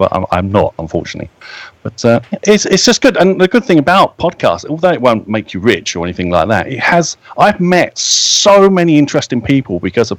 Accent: United Kingdom

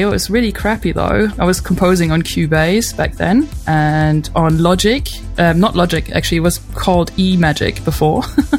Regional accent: Germany; moved away; also born or lived in United States / London, England; I'm German. I was born in Germany and raised here, but I lived in the States for a couple of years, and I also lived for 12 years in England, London to be precise.

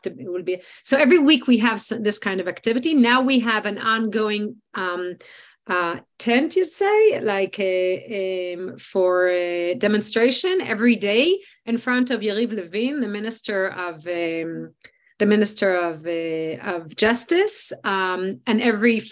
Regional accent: Israel; in Israel, the fact that we live in a democracy

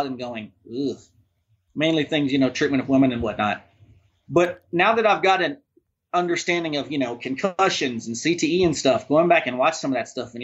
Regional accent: Texas, United States; Growing up in a small town in Texas in the 90s

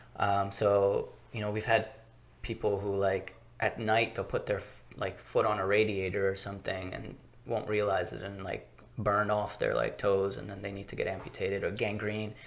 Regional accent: Baltimore, Maryland, United States; born okay. and raised in baltimore city

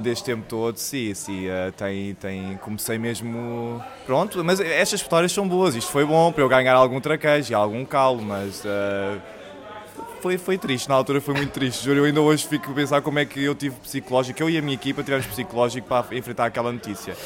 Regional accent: Lisbon, Portugal; Eu cresci na Madragoa, não é? Fui da maternidade diretamente para a Madragoa.

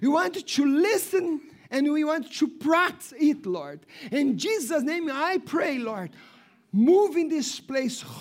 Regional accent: Brazil; English is a second language; moved away as an adult; And since I came from Brazil, many things God has spoken to me.

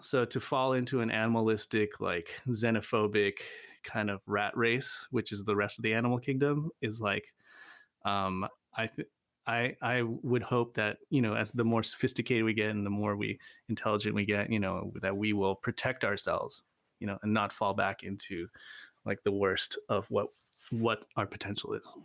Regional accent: Virginia, United States; moved away; also born or lived in Seattle, Washington / Ithaca, New York; I grew up in Virginia, um, also upstate New York, Ithaca

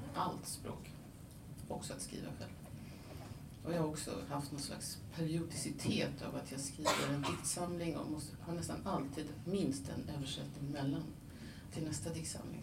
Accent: Denmark; first language Danish and Swedish (bilingual); moved away; jag är upp, född och uppvuxen i Danmark så danska, jag är liksom tvåspråkig från början

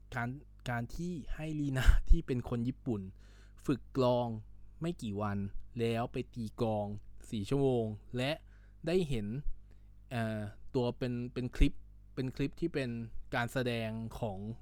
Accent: Isan, Thailand; ผมเองมันเป็นคนอีสานอยู่แล้วนะครับ

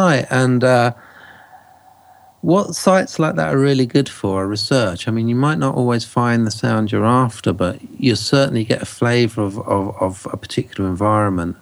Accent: England, United Kingdom; this Englishman

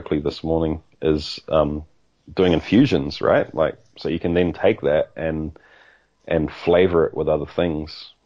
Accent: New Zealand; also born or lived in Australia; I was born in Australia, grew up in New Zealand with ties to other places too

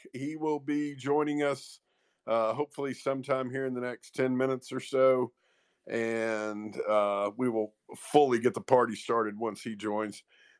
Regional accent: Knoxville, Tennessee, United States; the paper of record in my hometown

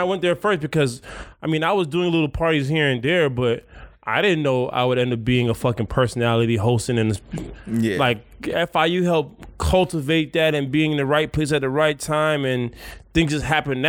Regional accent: Jamaica; I'm Jamaican.

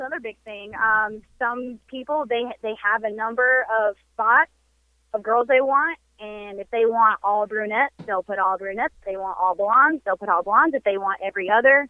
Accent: the South, United States; We're from the South

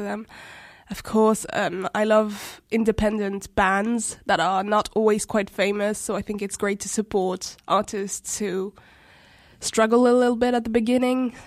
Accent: Luxembourg; also born or lived in Djibouti / Paris, France; I grew up here, Luxembourg school system

